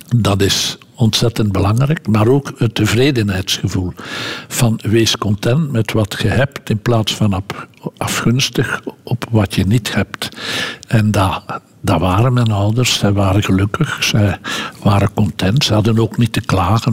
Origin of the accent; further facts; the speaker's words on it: Lede, Flanders, Belgium; in onze straat woonden veel arbeiders die de trein naar Brussel namen. Want ik ben van Leden en dat is op de grote route tussen Gent en, Brussel